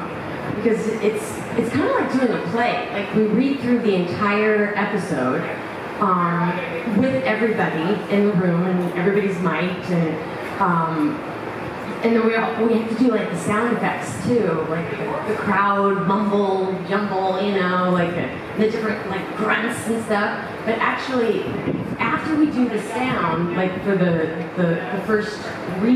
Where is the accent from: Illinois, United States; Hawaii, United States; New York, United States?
Illinois, United States; Oak Park; I'm from Oak Park, Illinois, not Metropolis